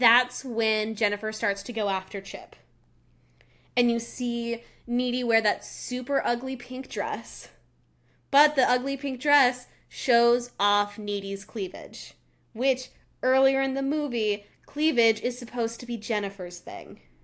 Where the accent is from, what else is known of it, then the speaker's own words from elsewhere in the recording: Colorado, United States; I grew up in Colorado, and we always had our water bottles, 'cause we're at a higher altitude.